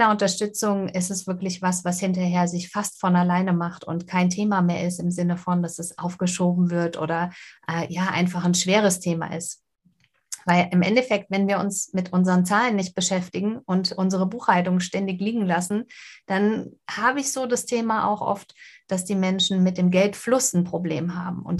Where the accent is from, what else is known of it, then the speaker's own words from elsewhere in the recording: Winsen an der Luhe, Lower Saxony, Germany; Ich komme aus Winsen an der Luhe oben bei Hamburg